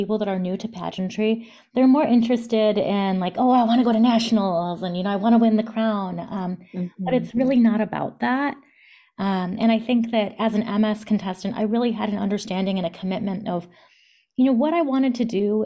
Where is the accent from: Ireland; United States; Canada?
United States; Palatine, Illinois; moved away as an adult; also born or lived in New York City; now in New Jersey, United States; I grew up in the Chicago suburbs in a town called Palatine